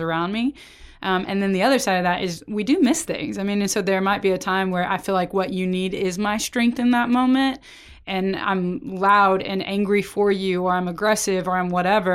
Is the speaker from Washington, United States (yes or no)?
no; Oklahoma, United States; now in Texas, United States; I grew up in Oklahoma and now I'm in Texas